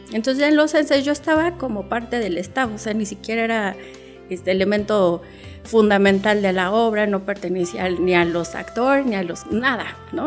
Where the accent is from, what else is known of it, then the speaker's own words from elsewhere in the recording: Cuba; now in Mexico; Hay algo que aprendes en Cuba y es que nada te pertenece. O sea, lo único que te pertenece como cubano eres tú